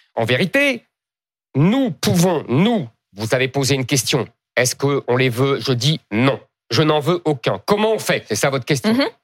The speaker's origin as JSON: {"language": "French", "country": "France", "said": "je ne suis pas italien, je suis français"}